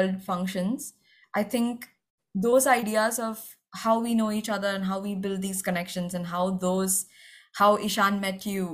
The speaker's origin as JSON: {"language": "English", "region": "Kerala", "country": "India", "tie": "born or raised there", "said": "I grew up in Kerala"}